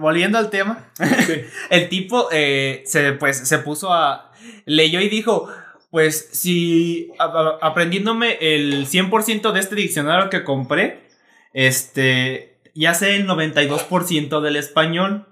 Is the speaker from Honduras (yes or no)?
no; Mexico; como mexicanos específicamente o como latinos